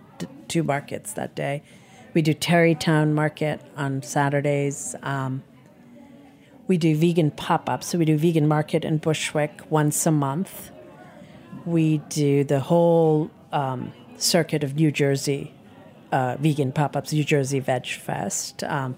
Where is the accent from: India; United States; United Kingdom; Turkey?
India; You know, I'm Indian. But that, it changes day to day, but that feeling stays, you know, that I am Indian.